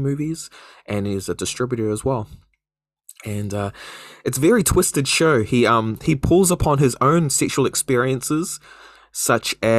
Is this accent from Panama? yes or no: no; New Zealand; a Kiwi